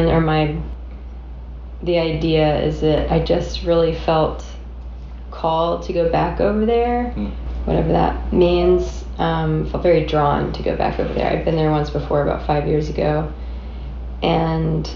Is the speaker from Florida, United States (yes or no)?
yes; Plant City, Florida, United States; now in Nashville, United States; I am from Florida, originally.